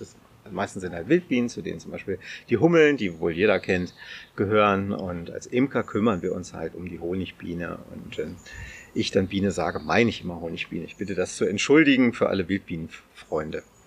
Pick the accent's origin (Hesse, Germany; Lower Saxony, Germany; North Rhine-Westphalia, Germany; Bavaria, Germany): Lower Saxony, Germany; near Celle; also born or lived in Hannover; So das Klassische mit der Schule in den Nachbarort gefahren. Also ich komme aus der Nähe von Celle